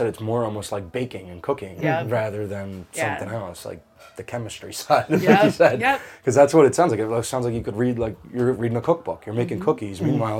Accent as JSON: {"language": "English", "region": "New Jersey", "country": "United States", "said": "I'm from South Jersey"}